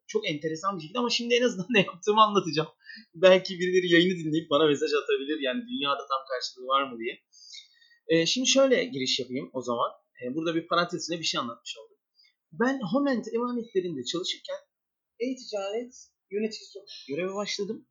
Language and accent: Turkish; Istanbul, Turkey; 1984 İstanbul doğumluyum